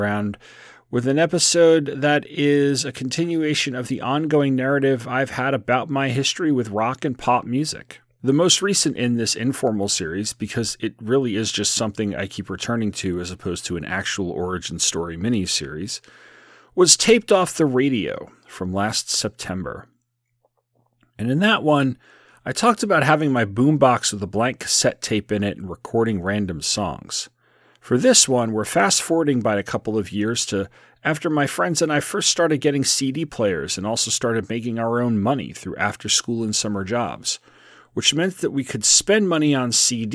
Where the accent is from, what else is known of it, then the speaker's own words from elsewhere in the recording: South Shore of Long Island, New York, United States; my hometown on the South Shore of Long Island